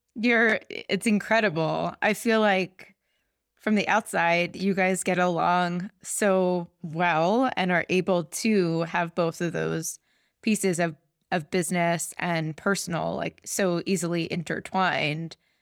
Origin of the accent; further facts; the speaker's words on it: Philadelphia, Pennsylvania, United States; moved away; also born or lived in New York; I'm from Philly